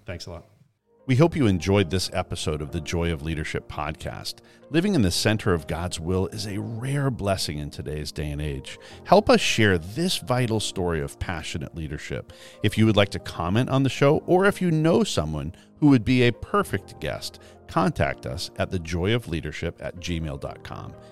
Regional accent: Canada; I grew up in Canada

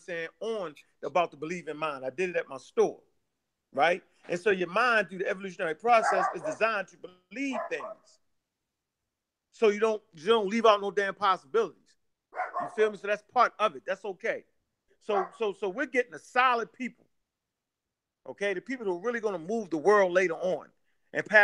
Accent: Baltimore, Maryland, United States; I'm from Northwest

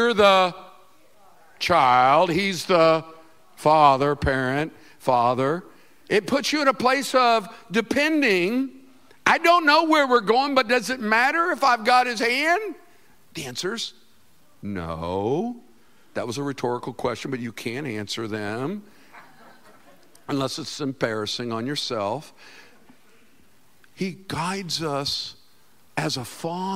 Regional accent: Winter Park, Florida, United States; We lived in Winter Park, Florida, and it's hilly there. It's beautiful, beautiful. I was born in Florida

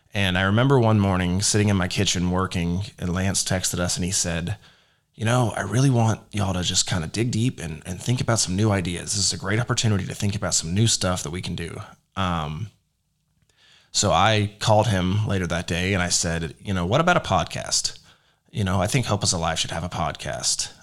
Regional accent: Rockwall, Texas, United States; I was born in Rockwall, Texas, which is a little suburb outside of Dallas

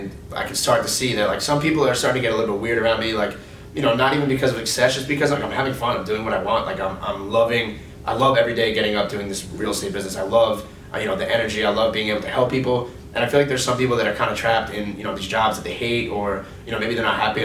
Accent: East Otago, New York, United States; I grew up in East Otago

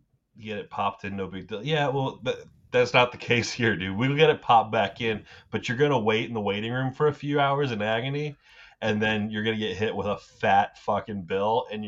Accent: United States; as an American

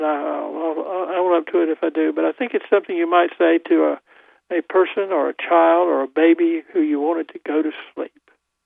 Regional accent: Goldsboro, North Carolina, United States; now in Raleigh, United States; I've just about decided to tell people I'm from Raleigh rather than from Goldsboro

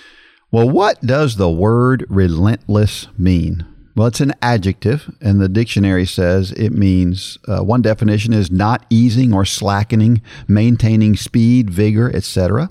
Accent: Oklahoma City, Oklahoma, United States; It was my hometown of Oklahoma City, and the route went next to both of my childhood homes.

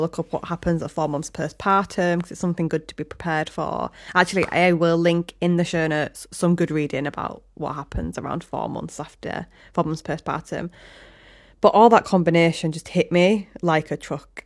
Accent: Hull, Yorkshire and the Humber, United Kingdom; also born or lived in Leeds; now in Hessle, United Kingdom; I'm from Hull, obviously, with this accent

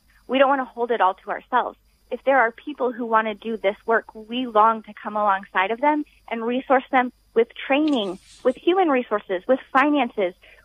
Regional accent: United States; we are from the United States

